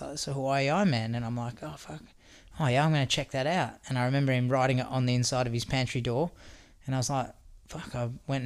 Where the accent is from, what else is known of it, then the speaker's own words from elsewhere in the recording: Australia; I'm Aussie